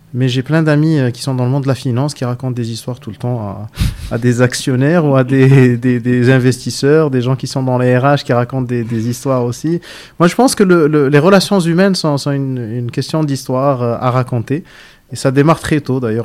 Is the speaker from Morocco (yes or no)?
yes; Casablanca, Casablanca-Settat, Morocco; Je suis né à Casa, j'ai grandi à Casa, j'habite à Casa.